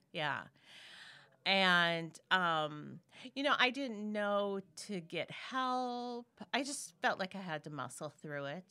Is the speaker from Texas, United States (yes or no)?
no; Minnesota, United States; moved away as an adult; also born or lived in Memphis, Tennessee; I live in Minnesota, born and raised in Minnesota